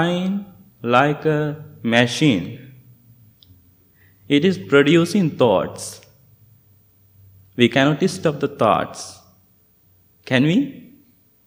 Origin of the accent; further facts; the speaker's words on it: Sri Lanka; moved away; I'm from Sri Lanka.